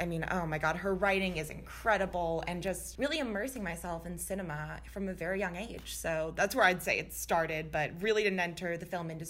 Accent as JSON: {"language": "English", "region": "Florida", "country": "United States", "also_born_or_lived": "Midwest", "lives_now": "Los Angeles, United States", "said": "I am a Midwesterner and a Floridian, so weird combo, but I'm now out in LA."}